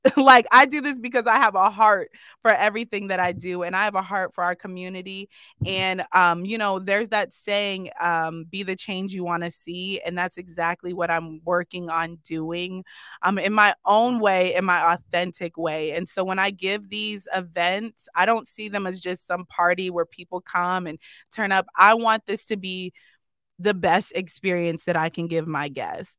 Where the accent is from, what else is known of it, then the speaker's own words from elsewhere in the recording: Erie, Pennsylvania, United States; my hometown